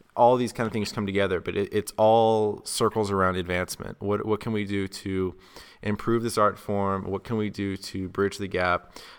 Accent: South Carolina, United States; now in Las Vegas, United States; I'm from South Carolina, so I'm not used to this cold weather. Right now, I live in Vegas

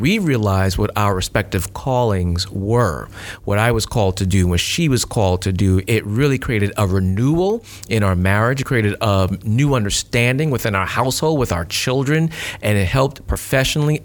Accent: New York City, New York, United States; now in Alachua, United States; Jonelle and I, we're both from New York City

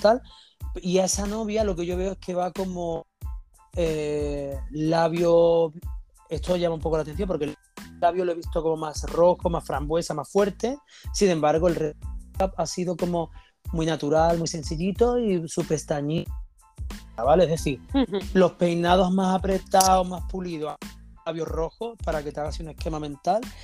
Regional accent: Andalusia, Spain; moved away; volver a mi tierra, volver a Andalucía.

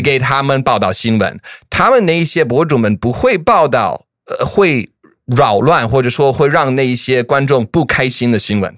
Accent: the American South, United States; 我是毕竟在美国南方长大了

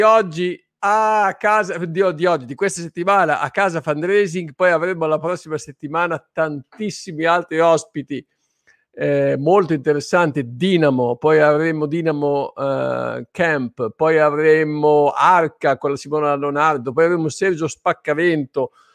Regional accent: Emilia-Romagna, Italy; io sono romagnolo

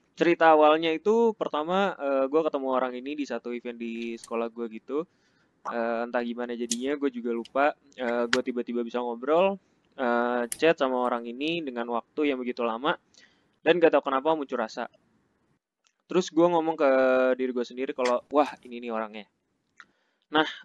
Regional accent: Jakarta, Indonesia; gue kan uh, orangnya termasuk yang jarang pulang padahal kampung gue di Jakarta nah orang-orang tuh biasanya seminggu sekali gitu Eh, pulang ke Jakarta.

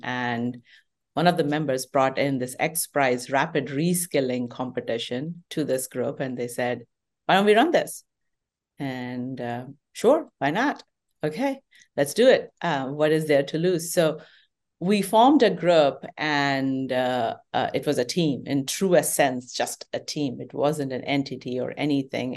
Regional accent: India; moved away as an adult; now in United States; I grew up in Indian

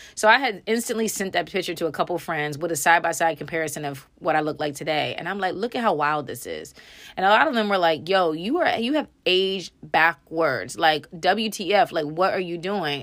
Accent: Frederick, Maryland, United States; moved away as an adult; also born or lived in Texas; my real friends being people that I had just graduated high school with in Frederick, Maryland

